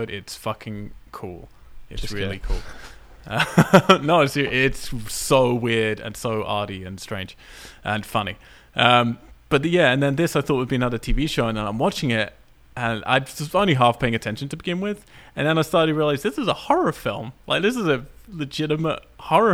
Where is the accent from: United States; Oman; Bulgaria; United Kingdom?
United Kingdom; England; I'm English